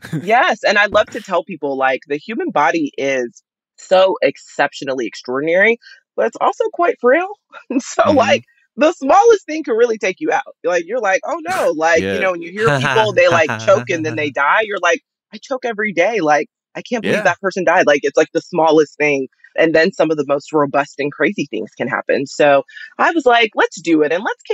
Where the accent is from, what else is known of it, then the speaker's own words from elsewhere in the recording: Texas, United States; I'm a Texan, so that Cholula, I can leave.